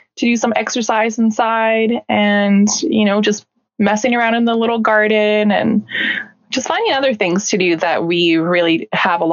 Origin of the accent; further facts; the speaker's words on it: British Columbia, Canada; also born or lived in Siberia, Russia; we're from Canada